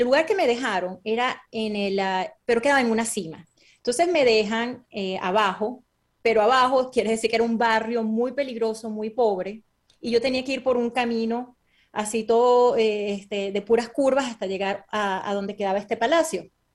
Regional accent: Venezuela; moved away; also born or lived in Caracas, Venezuela / Boston, United States; yo realmente me crié en un pueblo que es petrolero que se llama Naco

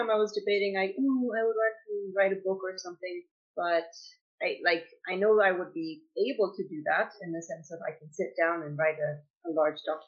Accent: Slovakia; also born or lived in United Kingdom; now in Dublin, Ireland; I am from Slovakia

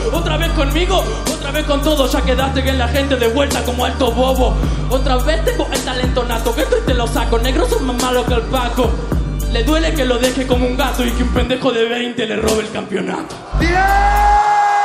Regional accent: Argentina; soy la República Argentina, representada en cada una de mis fucking rimas

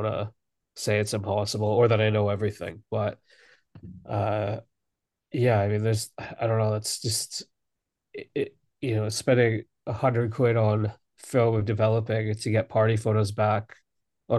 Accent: Alberta, Canada; now in London, United Kingdom; I've been in London for two. Actually, no, I'm from Alberta.

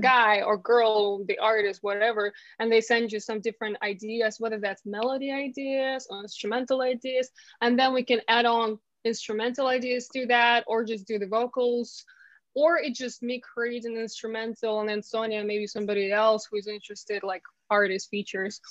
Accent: Ukraine; English is a second language; moved away as an adult; now in London, United Kingdom

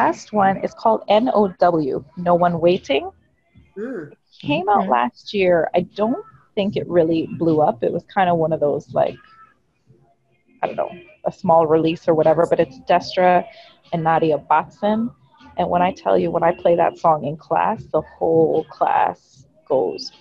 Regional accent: Toronto, Ontario, Canada; I'm from Toronto

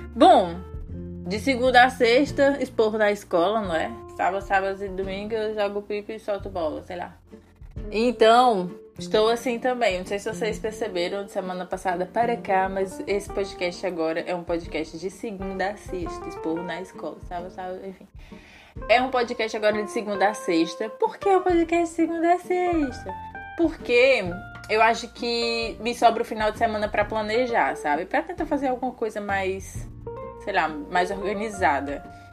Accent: Brazil; moved away as an adult; Eu falo isso como brasileiro

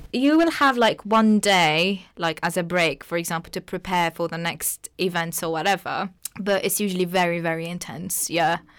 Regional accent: Tunisia; first language Arabic; English is a second language; moved away as an adult; now in United Kingdom; I originally come from Tunisia

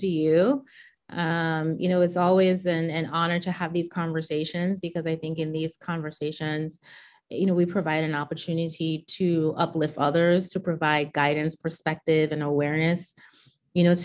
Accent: Charlotte Amalie, U.S. Virgin Islands; I grew up in the U.S. Virgin Islands, a 32 square mile rock. We actually call St. Thomas the rock

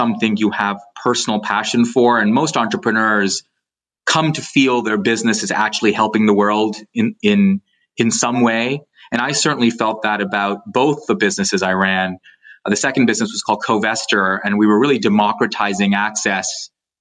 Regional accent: Canada; I went through JA when I was in high school growing up in Canada.

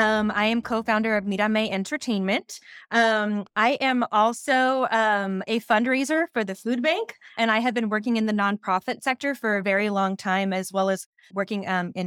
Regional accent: Lompoc, California, United States; I am actually born and raised Lompoc. So that is my hometown.

